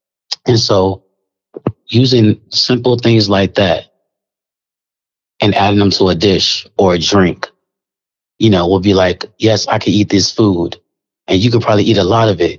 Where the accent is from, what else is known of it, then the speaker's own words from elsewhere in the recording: Kansas City, Missouri, United States; I'm from Kansas City